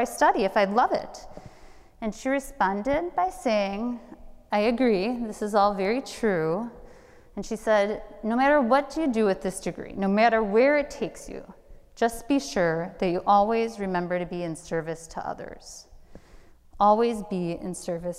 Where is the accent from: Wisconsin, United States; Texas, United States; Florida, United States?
Wisconsin, United States; Milwaukee; moved away as an adult